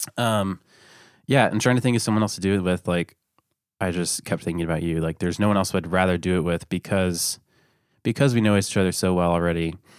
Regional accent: Lakeland, Florida, United States; I'm from Lakeland, Florida

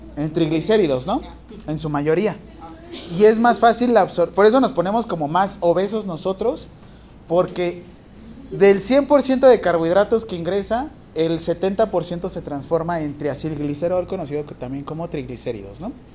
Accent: Mexico

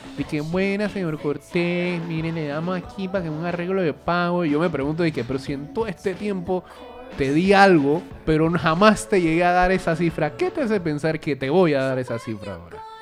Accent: Panama; yo nací en Panamá

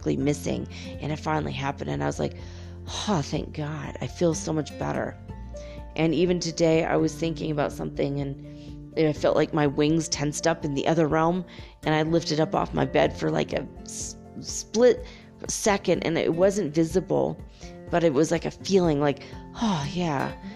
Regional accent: Los Angeles, California, United States; moved away; also born or lived in San Francisco / Detroit; Los Angeles, which I will look forward to because that's my hometown, baby, and I miss

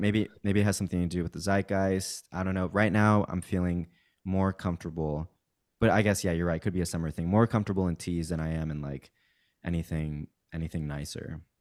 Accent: Kansas, United States; also born or lived in Mexico City, Mexico; I, I moved to Kansas when I was in third grade and went to, like, high school there, but I'm originally from Mexico City

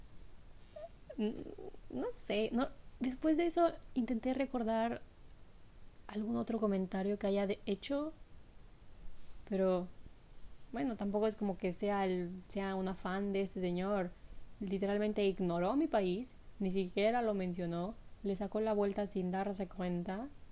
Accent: Mexico; moved away; yo soy de México

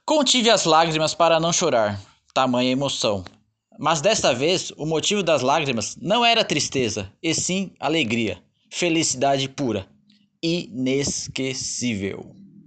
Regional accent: Santana de Parnaíba, São Paulo, Brazil; accent: caipira R; now in Florianópolis, Brazil; passei boa parte da minha infância em Santana de Parnaíba, município da Grande São Paulo

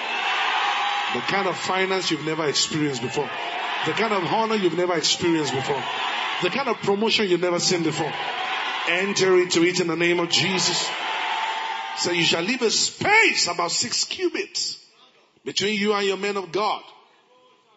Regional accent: Ilorin, Kwara, Nigeria; I grew up in Ilorin

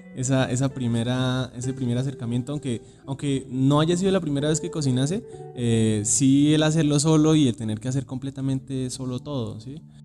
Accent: Cúcuta, Norte de Santander, Colombia; moved away as an adult; now in Bogotá, Colombia; yo vengo de Cúcuta

